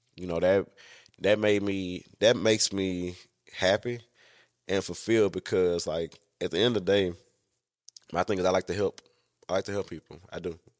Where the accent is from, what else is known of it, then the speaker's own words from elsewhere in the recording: Louisiana, United States; I'm from Louisiana